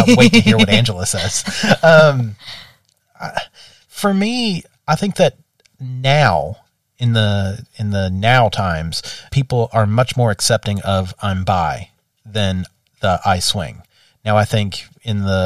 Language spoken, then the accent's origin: English; the American South, United States; growing up in the American South